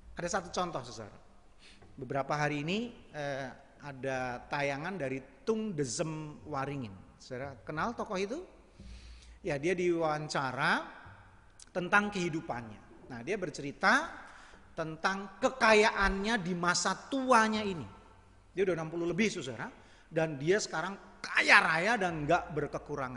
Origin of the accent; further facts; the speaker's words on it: Java, Indonesia; saya orang Jawa